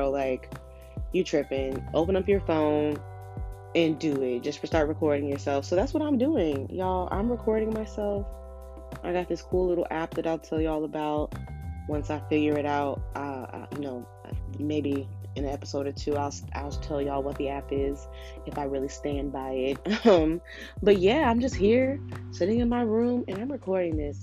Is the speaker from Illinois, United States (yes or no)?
yes; Chicago, Illinois, United States; moved away as an adult; now in Philadelphia, United States; I was born and raised in Chicago on the South Side, and I actually currently live in Philly.